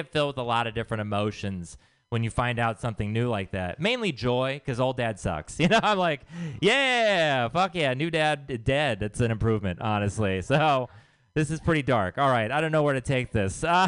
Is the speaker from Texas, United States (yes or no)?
yes; Texas, United States; now in San Francisco, United States; I am from Texas